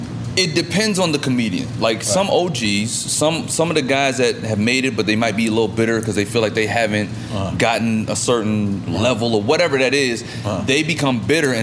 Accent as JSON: {"language": "English", "town": "Fayetteville", "region": "North Carolina", "country": "United States", "said": "No, I'm from North Carolina."}